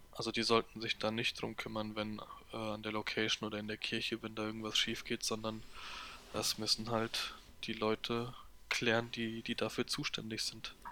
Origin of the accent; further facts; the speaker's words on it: Hesse, Germany; also born or lived in Gernsheim / Poland; ich als Hesse